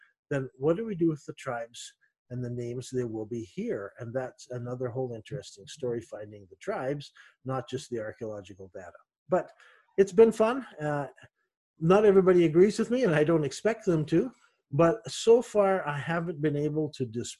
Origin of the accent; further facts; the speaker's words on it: Canada; moved away; also born or lived in Middle East; I'm a Canadian